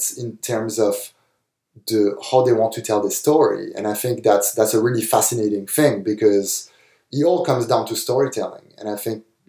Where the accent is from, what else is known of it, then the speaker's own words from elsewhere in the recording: France; moved away; when I was growing up in France